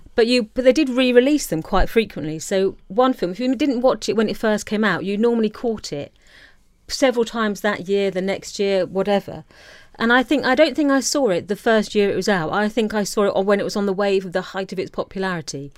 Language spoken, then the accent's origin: English; Isle of Wight, South East England, United Kingdom; American culture was completely alien growing up on the Isle of Wight.